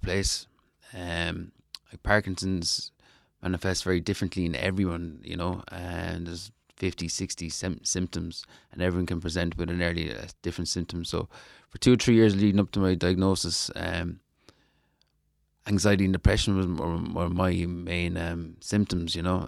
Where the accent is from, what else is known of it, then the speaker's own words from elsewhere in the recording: Ireland; my home country